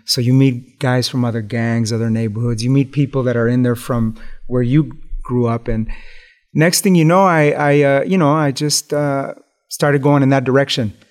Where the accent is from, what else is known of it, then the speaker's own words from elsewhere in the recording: Los Angeles, California, United States; growing up in East Los Angeles in the hood.